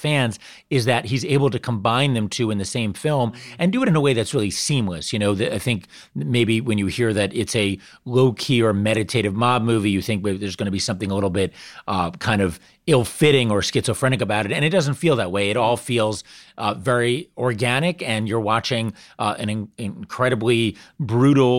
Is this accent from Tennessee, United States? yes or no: no; New York, United States; I grew up in New York